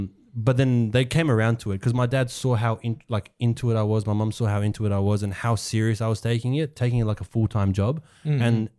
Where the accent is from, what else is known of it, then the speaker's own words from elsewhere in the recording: Australia; they came in 1993, 1994, and then I was born here. So even though I'm Australian.